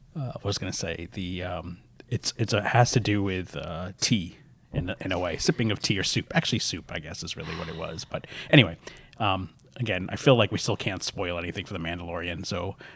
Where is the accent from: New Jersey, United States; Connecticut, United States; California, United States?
New Jersey, United States; I'm a huge … fan. I'm from Jersey.